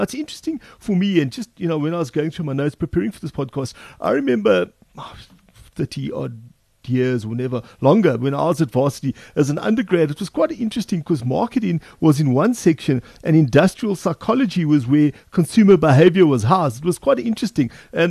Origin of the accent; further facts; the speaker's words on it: South Africa; as a young student of marketing, but as a South African, you know, go in, download the book and read it.